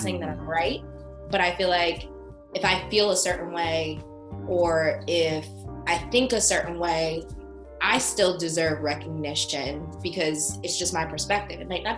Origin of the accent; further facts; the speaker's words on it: New Jersey, United States; now in Michigan, United States; So I'm originally from New Jersey. Sometimes people catch it, some people don't. It's usually if I say certain things, but I will say I've been in Michigan for 7 years, so my accent's fading a little bit.